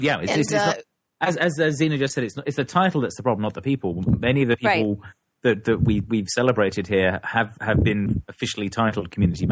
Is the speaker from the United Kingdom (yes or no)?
yes; England, United Kingdom; moved away as an adult; now in United States; I'm not an American yet. I'm an Englishman still